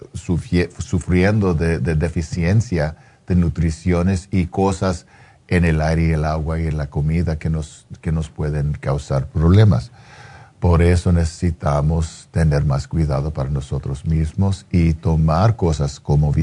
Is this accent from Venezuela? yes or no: no; Los Angeles, California, United States; yo soy un, chicano de East